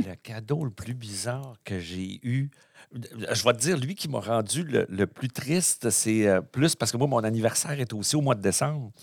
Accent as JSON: {"language": "French", "region": "Quebec", "country": "Canada", "said": "on est au Saguenay-Lac-Saint-Jean"}